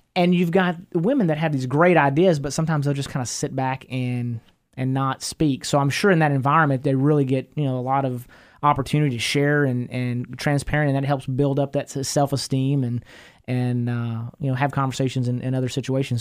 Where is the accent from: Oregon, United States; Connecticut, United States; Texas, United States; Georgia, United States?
Texas, United States; East; I'm from East Texas, you know, never been to college